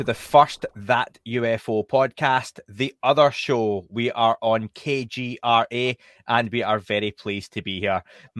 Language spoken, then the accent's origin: English; Scotland, United Kingdom; now in England, United Kingdom; we are based in the UK. Myself, I'm from Scotland. I live in England.